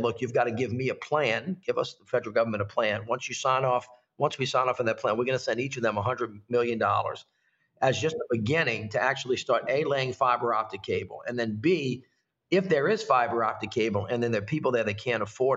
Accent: Louisiana, United States; I'm from Louisiana

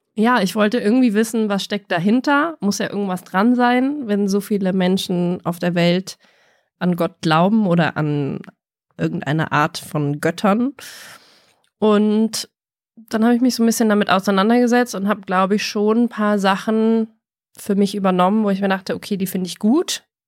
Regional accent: Germany; bei uns in Deutschland

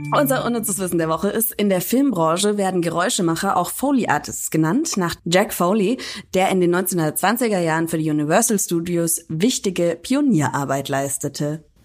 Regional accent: Franconia, Bavaria, Germany; ich aus Franken komme

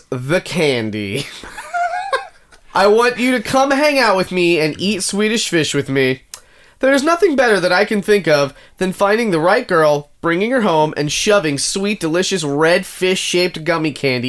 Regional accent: United Kingdom; I'm also British.

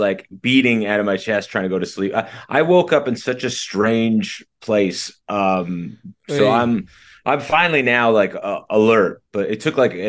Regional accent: New Jersey, United States; I grew up in Jersey

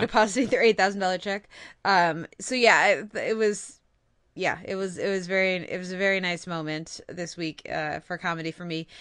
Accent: United States; as an American

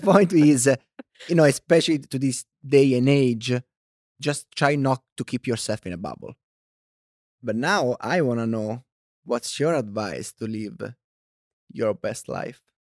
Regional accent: Italy; accent: thick Italian; English is a second language; moved away as an adult; also born or lived in China; now in United States; I was born and raised in Italy

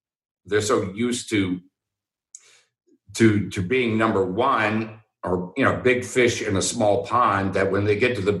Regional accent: Houston, Texas, United States; I grew up in Houston

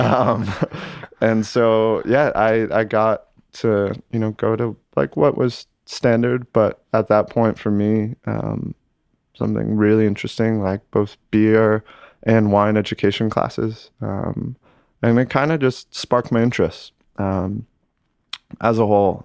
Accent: Lake Placid, New York, United States; moved away as an adult; also born or lived in Italy; now in New York, United States; Born and raised uh, Lake Placid, New York

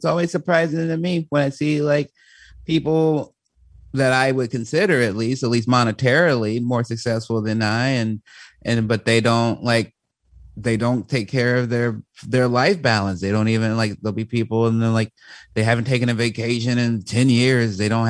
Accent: Chicago, Illinois, United States; the way my voice sounds as a young, you know, black man growing up in Chicago

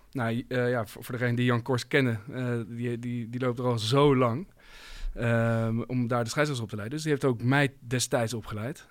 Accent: Voorburg, South Holland, Netherlands; moved away; ik kom oorspronkelijk uit Voorburg.

